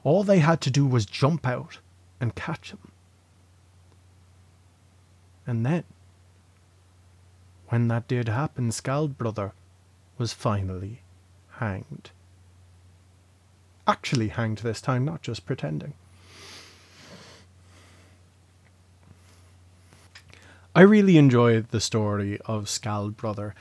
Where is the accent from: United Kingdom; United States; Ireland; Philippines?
Ireland; Leinster; moved away as an adult; also born or lived in Dublin / Drogheda; I was born in Dublin. I lived there for the first 6 years of my life before moving to Laois